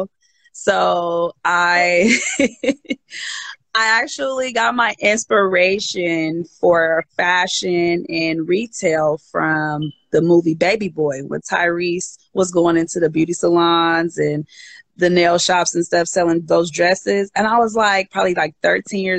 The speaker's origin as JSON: {"language": "English", "town": "Oakland", "region": "California", "country": "United States", "tie": "born or raised there", "also_born_or_lived": "Berkeley, California", "said": "I'm originally from the Bay Area, born and raised Berkeley, Oakland"}